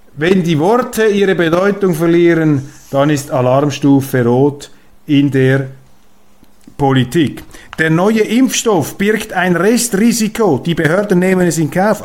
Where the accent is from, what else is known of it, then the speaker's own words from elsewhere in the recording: Switzerland; als Schweizer